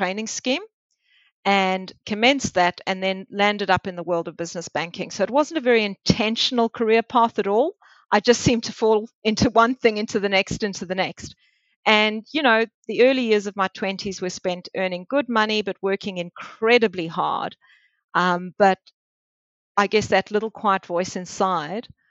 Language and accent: English; South Africa; moved away as an adult; also born or lived in Melbourne, Australia / Geelong, Australia; now in Australia; I grew up in Africa, in South Africa